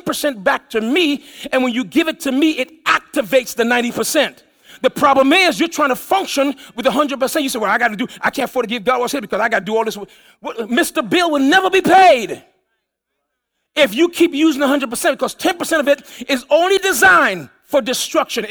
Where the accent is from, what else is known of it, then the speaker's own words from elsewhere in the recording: U.S. Virgin Islands; moved away; as a kid, I grew up in the Virgin Islands.